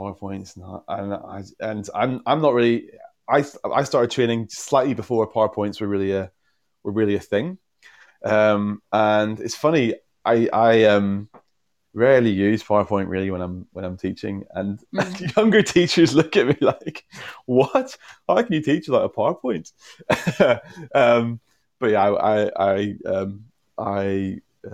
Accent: Northern Ireland, United Kingdom; moved away; also born or lived in Essex; I'm from Northern Ireland originally

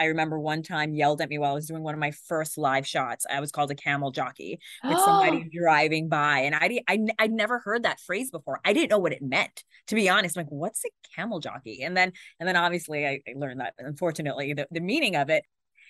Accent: Pakistan; Being Pakistani, my parents just told me I was going to be a doctor.

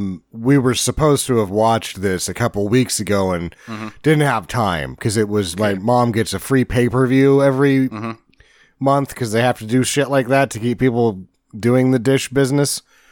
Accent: Boise, Idaho, United States; It was like when we were growing up in Boise, Idaho, for many years, there was a restaurant called the El Gringo.

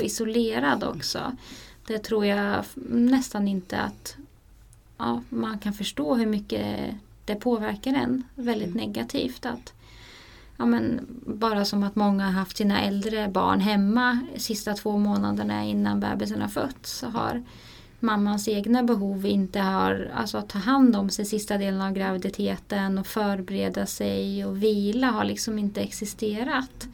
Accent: Sweden

